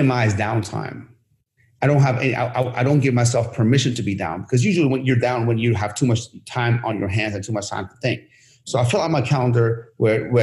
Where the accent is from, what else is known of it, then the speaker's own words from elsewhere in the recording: Sharon, Pennsylvania, United States; now in Los Angeles area, United States; even though I'm from Sharon. Nobody knows Sharon. I just say Pittsburgh.